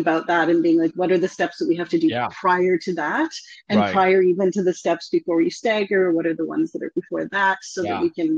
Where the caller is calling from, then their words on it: Victoria, British Columbia, Canada; Victoria, BC, Canada, BC. Just close to Vancouver.